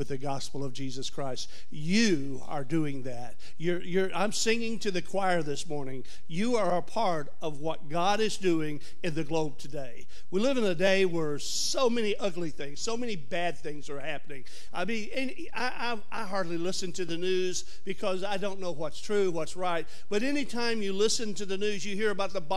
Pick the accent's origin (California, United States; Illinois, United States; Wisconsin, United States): Illinois, United States; Chicago; also born or lived in Alabama; now in Springfield, United States; I actually grew up in Chicago, but I'm from Alabama.